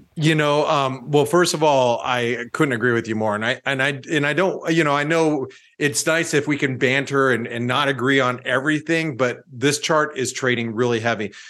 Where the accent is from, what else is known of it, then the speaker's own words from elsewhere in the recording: United States; as an American